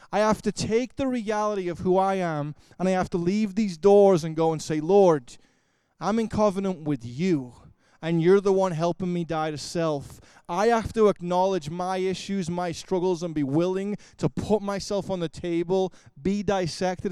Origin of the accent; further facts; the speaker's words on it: Liverpool, North West England, United Kingdom; moved away; I grew up in Liverpool, England.